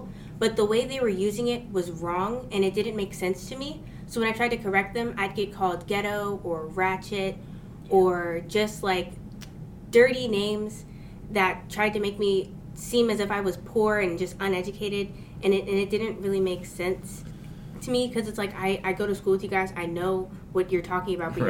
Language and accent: English; Alaska, United States; accent: African-American Vernacular English; first language English; moved away; because I was raised in Alaska, I was surrounded by people that look like me, and I'm African American.